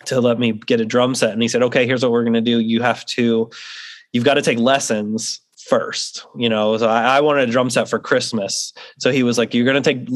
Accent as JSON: {"language": "English", "town": "St. Louis", "region": "Missouri", "country": "United States", "tie": "born or raised there", "moved": "yes", "lives_now": "North Carolina, United States", "said": "I grew up in St. Louis, Missouri. That's where I'm from"}